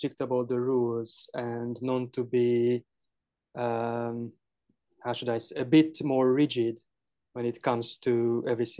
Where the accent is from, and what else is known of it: Hungary